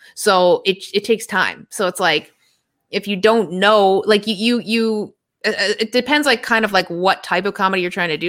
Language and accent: English; Toronto, Ontario, Canada; moved away; I'm from Toronto